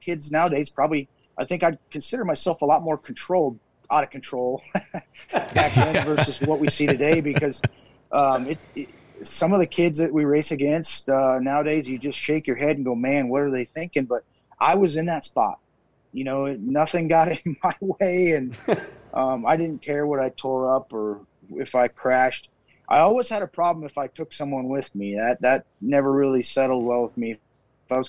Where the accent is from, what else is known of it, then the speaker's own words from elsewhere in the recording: Minot, North Dakota, United States; now in Fargo, United States; growing up in Minot